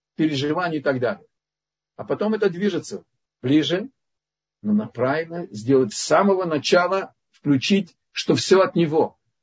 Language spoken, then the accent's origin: Russian; Lithuania; Я из Литвы